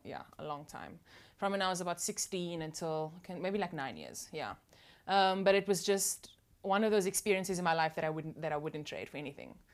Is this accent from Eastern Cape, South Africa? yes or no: no; Cape Town, Western Cape, South Africa; growing up in that environment was awesome